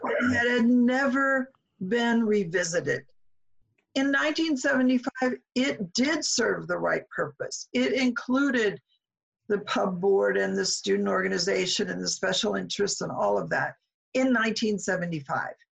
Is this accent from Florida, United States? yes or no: no; Omaha, Nebraska, United States; moved away; Omaha's home for me